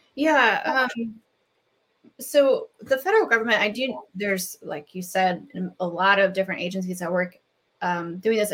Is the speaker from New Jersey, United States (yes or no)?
no; North Carolina, United States; my home state of North Carolina